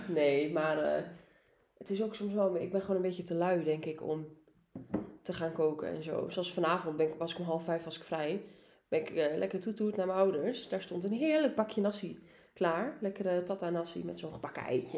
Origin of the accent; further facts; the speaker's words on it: Almelo, Overijssel, Netherlands; ik kom uit Almelo